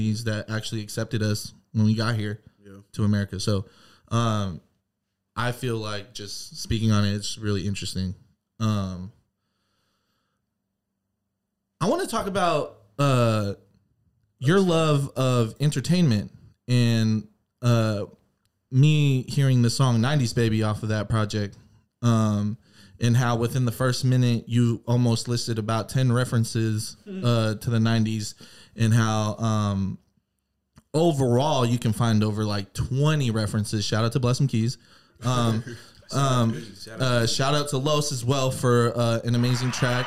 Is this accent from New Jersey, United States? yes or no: no; Washington, United States; we both were born here